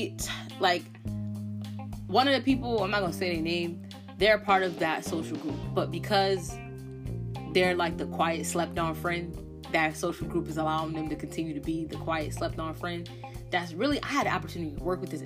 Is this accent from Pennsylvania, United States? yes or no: no; Connecticut, United States; I'm from Connecticut